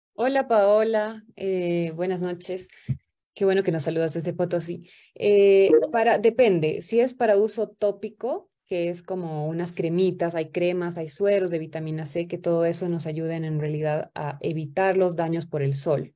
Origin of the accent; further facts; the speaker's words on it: Paraguay; soy de Paraguay